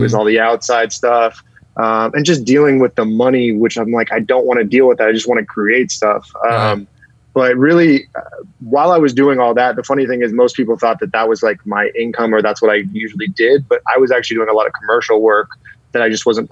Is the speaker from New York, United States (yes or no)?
no; San Francisco, California, United States; moved away as an adult; also born or lived in Covina / North Hollywood / Woodland Hills / Agoura Hills; now in Los Angeles, United States; I was born and raised in the Bay Area